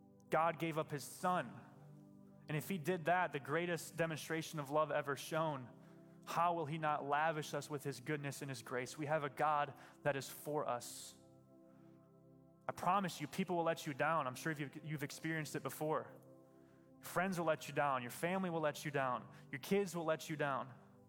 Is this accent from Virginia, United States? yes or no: no; Michigan, United States; I'm a Christian because my family's Christian and I grew up in West Michigan.